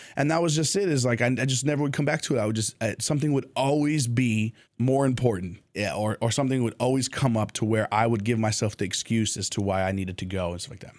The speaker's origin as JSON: {"language": "English", "country": "Jordan", "also_born_or_lived": "United States", "moved": "as an adult", "said": "I had gone home to Jordan and, and spent time with the family"}